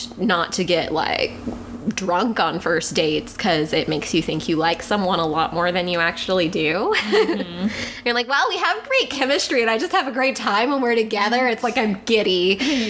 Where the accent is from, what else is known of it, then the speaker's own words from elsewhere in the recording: the South, United States; Because we were raised in America.